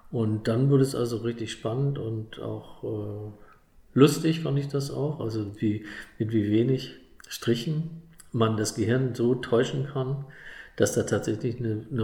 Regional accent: Bavaria, Germany; wenn man als Bayer da oben landet, ist es äh, erstmal im Urlaub.

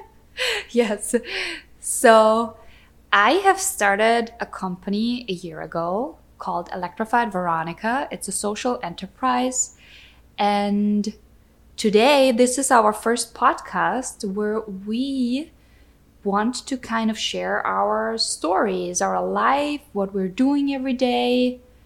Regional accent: Austria; moved away as an adult; now in Wisconsin, United States; I was born and grew up in Austria.

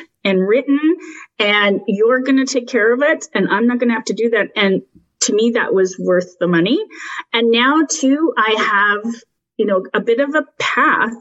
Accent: Canada; I'm Canadian

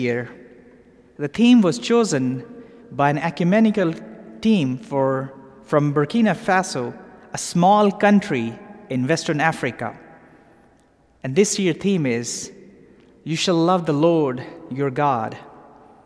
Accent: Pakistan; moved away as an adult; also born or lived in London; now in Atlanta, United States; I grew up in Pakistan

